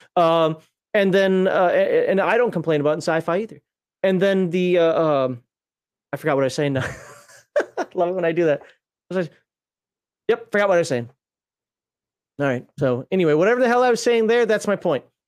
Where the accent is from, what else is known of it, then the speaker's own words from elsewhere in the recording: Minnesota, United States; as a Minnesotan